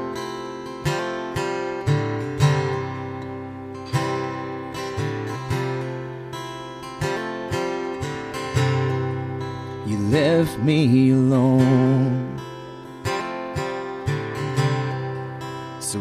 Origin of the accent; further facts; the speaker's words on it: Florida, United States; I'm from Florida